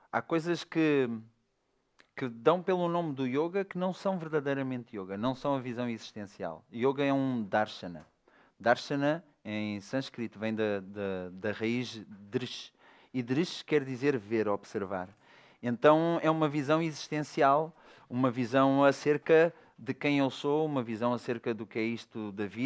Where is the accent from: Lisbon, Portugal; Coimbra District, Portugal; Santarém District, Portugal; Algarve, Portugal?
Algarve, Portugal; Faro; Nasci em Faro.